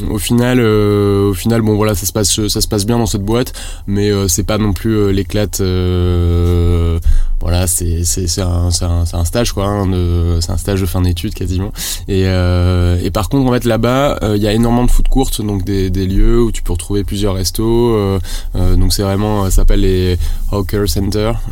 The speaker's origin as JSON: {"language": "French", "town": "Toulouse", "region": "Occitania", "country": "France", "tie": "born or raised there", "also_born_or_lived": "Rouen / Lille / Paris", "said": "j'ai 30 ans, je suis, euh, je suis marié, euh, je suis toulousain, né à Toulouse, j'ai fait quasiment toutes mes études à Toulouse, sauf mon master je suis parti à Rouen pendant 3 ans"}